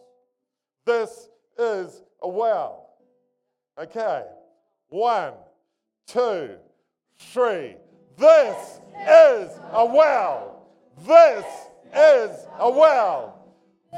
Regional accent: Nelson, New Zealand; moved away as an adult; also born or lived in Fiordland / Orepuki; I was born in Nelson actually, to a mother

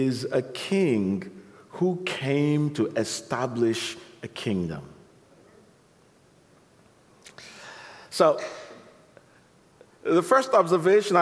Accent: Nigeria; I was born in Nigeria

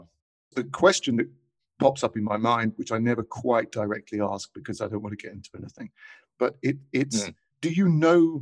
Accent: England, United Kingdom; now in Buenos Aires, Argentina; they find out I'm English

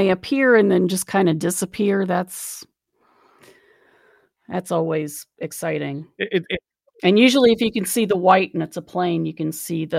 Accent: Charleston, West Virginia, United States; I grew up in the Kanawha Valley in Charleston. So there's chemical plants all up and down that river.

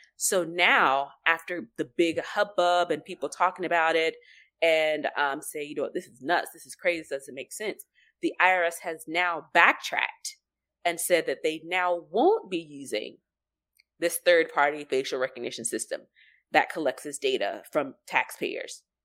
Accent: United States; we're American

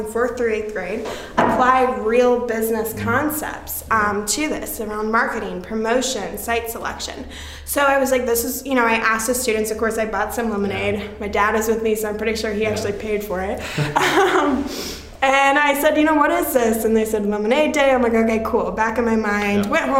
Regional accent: Indianapolis, Indiana, United States; my hometown of Indianapolis

